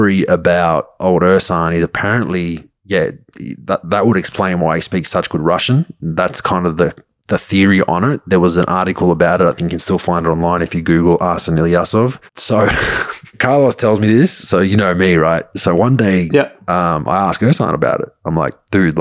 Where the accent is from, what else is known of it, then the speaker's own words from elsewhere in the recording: Australia; I'm Croatian background from Australia. So I speak Croatian in my family